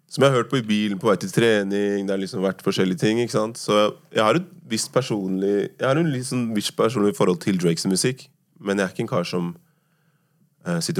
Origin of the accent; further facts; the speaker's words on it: Oslo, Norway; Uh, oppveksten på Tåsen var veldig bra. Det var noe som jeg husker også moren min var veldig opptatt av. Da, at jeg skulle være oppvokst der hvor hun også var oppvokst.